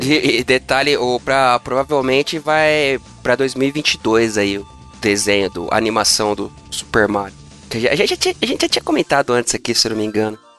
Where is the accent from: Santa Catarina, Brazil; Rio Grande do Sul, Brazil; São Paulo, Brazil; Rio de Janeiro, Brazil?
São Paulo, Brazil; São Bernardo do Campo; eu nasci em São Bernardo do Campo. Muito orgulho